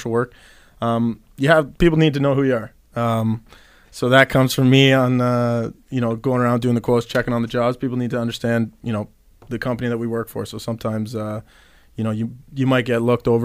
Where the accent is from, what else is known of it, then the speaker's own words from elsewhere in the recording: Hamilton, Ontario, Canada; proud Canadian. I was born in Hamilton